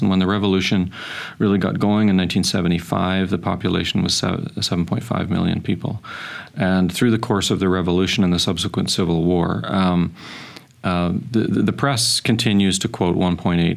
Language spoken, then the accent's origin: English; Ireland; being Irish